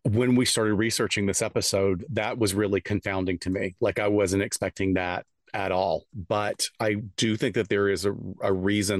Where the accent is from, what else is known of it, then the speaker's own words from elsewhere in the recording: the South, United States; I'm from the South